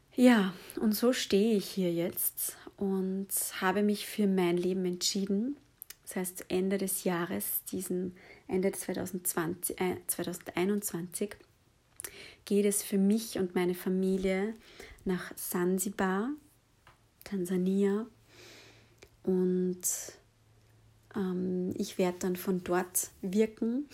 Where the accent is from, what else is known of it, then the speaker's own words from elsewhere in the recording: Lower Austria, Austria; ich bin in, ähm, ja, in Niederösterreich aufgewachsen